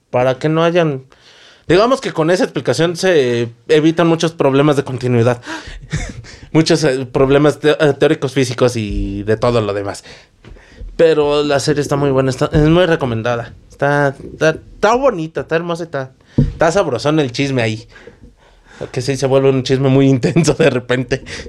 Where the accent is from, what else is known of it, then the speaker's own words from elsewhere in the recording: Mexico; somos mexicanos, al menos nosotros